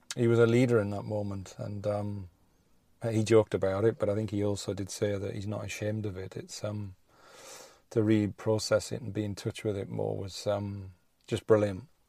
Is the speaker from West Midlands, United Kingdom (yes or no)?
yes; Rugby, West Midlands, United Kingdom; I'm outside the vaccine center, um, in my hometown of rugby